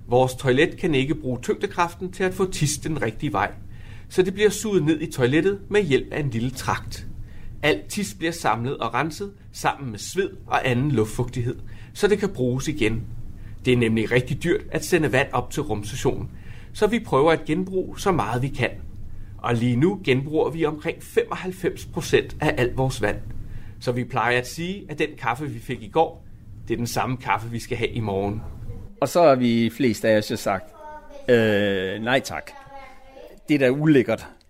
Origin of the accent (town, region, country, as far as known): Denmark